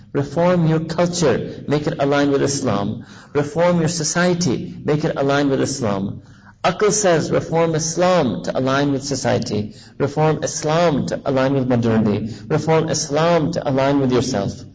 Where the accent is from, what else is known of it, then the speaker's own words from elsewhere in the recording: New York City, New York, United States; I was born and raised in New York City